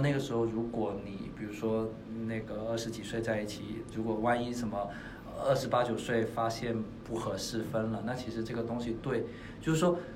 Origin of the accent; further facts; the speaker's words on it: Shantou, Guangdong, China; 我来自汕头嘛，我潮汕嗯人，所以嗯比较传统